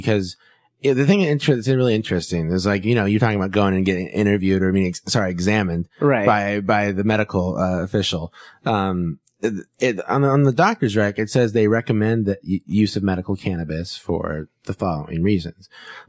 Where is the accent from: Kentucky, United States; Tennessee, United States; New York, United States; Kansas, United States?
Kansas, United States; now in California, United States; So, you know, I grew up in Kansas, a different culture than out here in California.